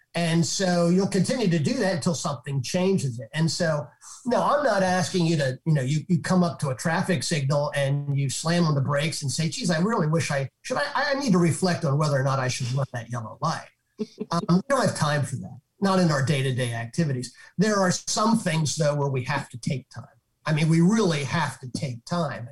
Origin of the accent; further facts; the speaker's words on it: Northeast, United States; I'm from the Northeast. I'm a Northeast guy.